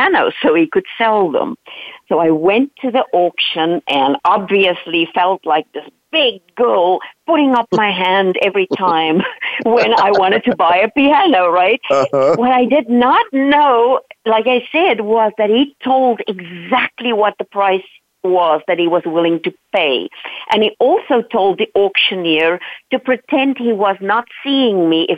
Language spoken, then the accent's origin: English; South Africa; English is a second language; moved away; I am Dutch by origin, but I grew up in South Africa